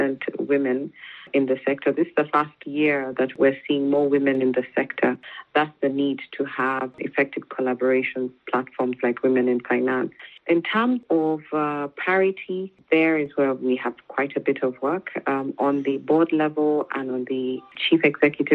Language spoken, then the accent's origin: English; Kenya; moved away as an adult; now in Rwanda; my mother was a businesswoman and we grew up in Kenya